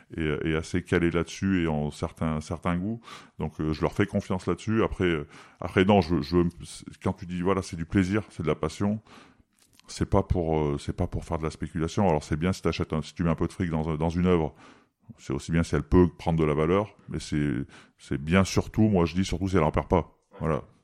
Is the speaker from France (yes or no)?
yes; Valence, Auvergne-Rhône-Alpes, France; moved away; je suis de Valence